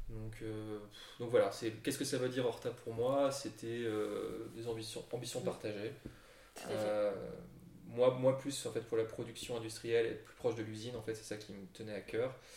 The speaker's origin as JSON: {"language": "French", "town": "Brussels", "region": "Brussels-Capital Region", "country": "Belgium", "tie": "born or raised there", "also_born_or_lived": "Lille", "said": "on est tous les deux d'origine française, et plus particulièrement lilloise, même si moi j'ai la double nationalité. Mais j'ai grandi à Bruxelles"}